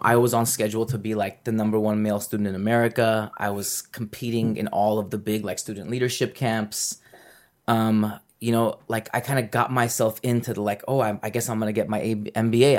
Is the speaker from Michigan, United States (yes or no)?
no; Los Angeles, California, United States; I'm from Los Angeles